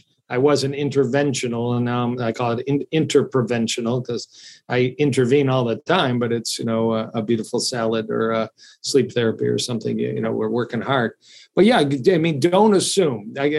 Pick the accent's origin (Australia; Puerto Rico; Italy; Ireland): Italy; now in United States; they put it in my baby bottle when I grew up in Italy.